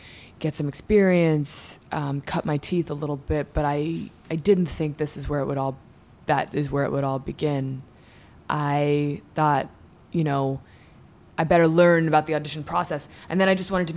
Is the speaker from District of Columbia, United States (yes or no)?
yes; Washington, District of Columbia, United States; moved away; also born or lived in New York City / Ireland / Southern California; I was born in New York City, moved to D.C. when I was 4, and grew up in Georgetown